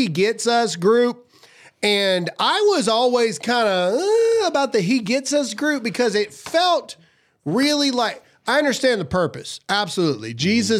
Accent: Mississippi, United States; I'm a redneck from Mississippi

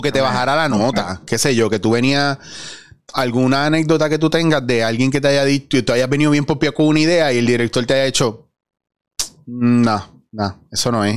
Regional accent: Puerto Rico; Como puertorriqueño, como persona normal en la calle

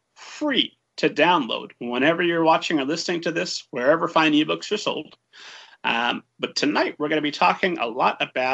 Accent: Lebanon, Indiana, United States; set in my hometown of Lebanon, Indiana

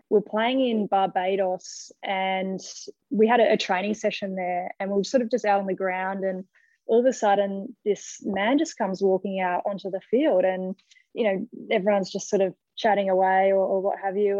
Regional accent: Melbourne, Victoria, Australia; moved away as an adult; now in Sydney, Australia; I grew up in Melbourne, and when I moved to Sydney 12 years ago now

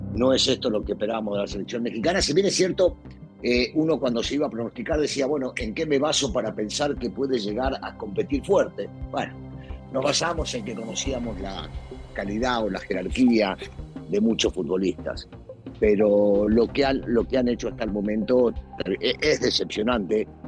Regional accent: Argentina; yo soy argentino

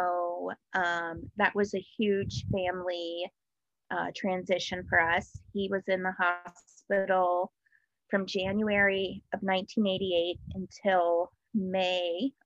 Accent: Denver, Colorado, United States; moved away as an adult; also born or lived in Cincinnati, Ohio; I grew up in Denver, Colorado

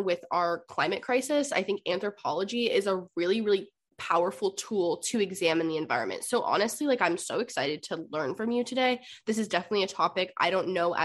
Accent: West Coast, United States; someone from the West Coast

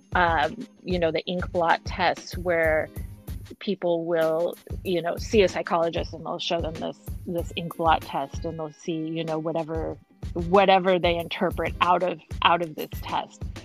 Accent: Eugene, Oregon, United States; also born or lived in Portland, Oregon; now in Seattle, United States; I grew up in a town uh, called Eugene.

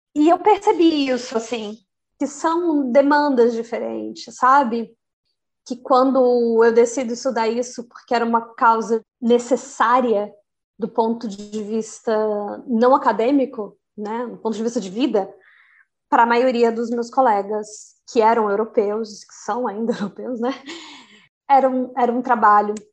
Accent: Brasília, Federal District, Brazil; moved away as an adult; also born or lived in Maputo, Mozambique / Buenos Aires, Argentina / Mendoza, Argentina / Valparaíso, Chile; now in Pisa, Italy; E é nesse lugar que eu nasci, né, no Núcleo Bandeirante, onde eu acreditei que fosse ser minha casa e única casa durante o resto da minha vida

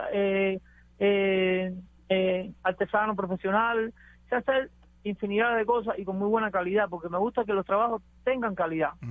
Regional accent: Cuba; moved away as an adult; now in United States; antes de yo salir de Cuba, yo me agarra la lancha de la frontera ahí cerca de donde yo vivo

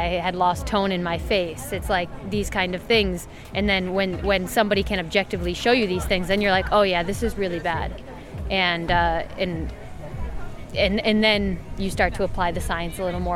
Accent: United States; being an American

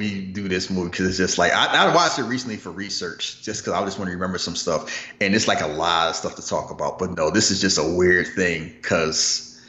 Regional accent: Philadelphia, Pennsylvania, United States; because I'm from Philly

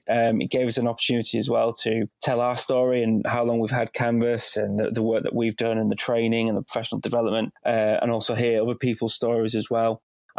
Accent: Bradford, Yorkshire and the Humber, United Kingdom; moved away; also born or lived in Wolverhampton; I'm originally from Bradford, from up north

